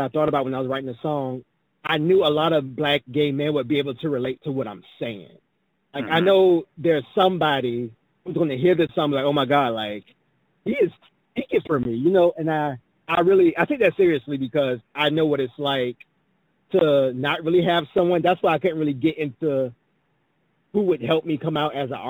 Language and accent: English; Savannah, Georgia, United States; now in Atlanta, United States; I migrated here. I'm actually from Savannah, Georgia.